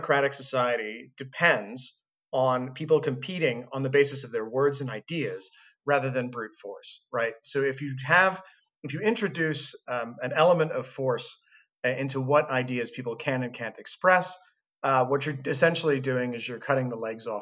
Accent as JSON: {"language": "English", "country": "United States", "also_born_or_lived": "Scotland / London", "moved": "as an adult"}